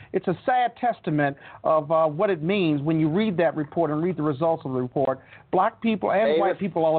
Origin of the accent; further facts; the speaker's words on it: Chicago, Illinois, United States; also born or lived in Joliet, Illinois; I grew up in Chicago and Joliet, Illinois, and I lived through those times.